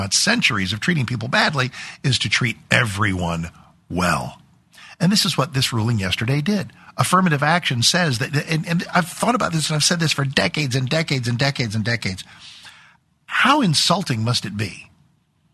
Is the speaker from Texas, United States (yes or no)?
yes; Texas, United States; as an American, as a Texan